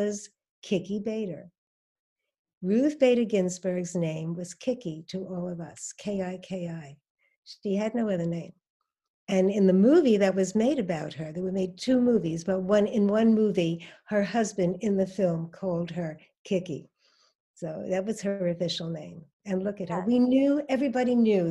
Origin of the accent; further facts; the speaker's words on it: New York City, New York, United States; moved away; I grew up in Brooklyn, New York, and I had a very wonderful growing up, actually